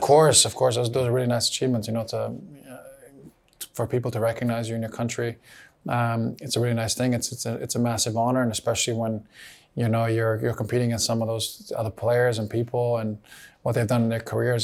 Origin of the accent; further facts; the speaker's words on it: Canada; moved away; also born or lived in Bosnia and Herzegovina; I grew up in Canada, spent some really important years there, was given the opportunities to play in the youth national teams there. But again, I was never capped. Born in Bosnia, Bosnian family.